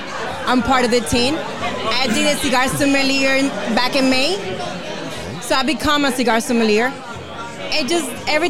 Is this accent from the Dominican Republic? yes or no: yes; Dominican Republic; first language Spanish; English is a second language; now in New York, United States; I live in New York, but I'm from Dominican Republic.